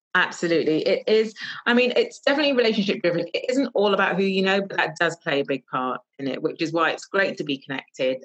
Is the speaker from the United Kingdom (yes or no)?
yes; London, United Kingdom; moved away as an adult; now in Northamptonshire, United Kingdom; I am from London. I moved to Northamptonshire about two years ago